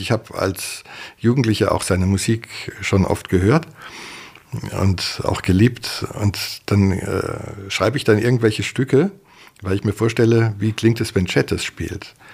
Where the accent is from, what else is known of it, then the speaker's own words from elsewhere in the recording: Ehingen, Baden-Württemberg, Germany; also born or lived in Tegernsee, Bavaria; ich bin in Ehingen Donau zur Schule gegangen